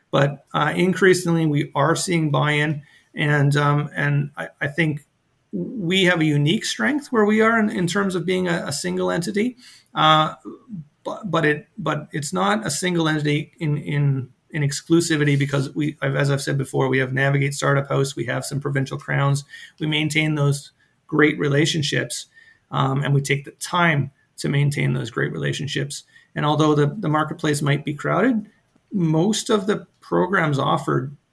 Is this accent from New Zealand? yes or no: no; Alberta, Canada; also born or lived in Cox Heath, Nova Scotia; now in Cape Breton, Canada; where I grew up in Scap, Alberta, you actually will find it on a map